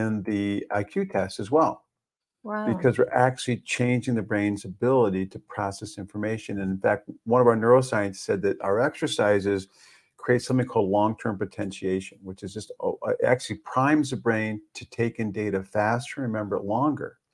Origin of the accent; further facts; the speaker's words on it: Evanston, Illinois, United States; my hometown, in Evanston, Illinois